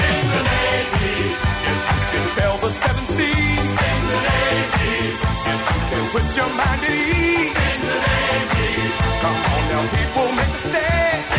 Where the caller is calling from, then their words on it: Huelva, Andalusia, Spain; Hola, buenas tardes … de Huelva.